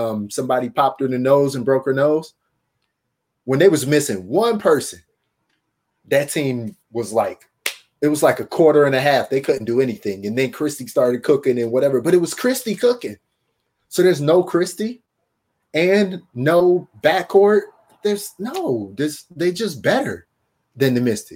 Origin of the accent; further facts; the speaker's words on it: Detroit, Michigan, United States; I'm from Detroit.